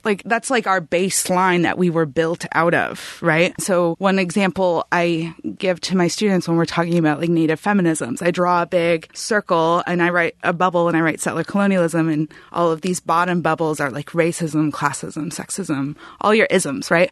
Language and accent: English; Humboldt County, California, United States; I was from Humboldt County